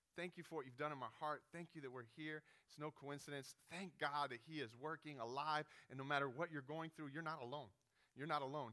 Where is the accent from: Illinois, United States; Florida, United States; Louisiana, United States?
Florida, United States; Hialeah; I grew up in Hialeah and my mom was making minimum wage as a waitress and, and surviving, trying to be a single mom in Miami